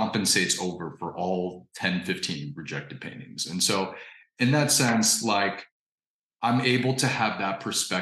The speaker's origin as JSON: {"language": "English", "region": "Indiana", "country": "United States", "tie": "born or raised there", "said": "I grew up in Indiana"}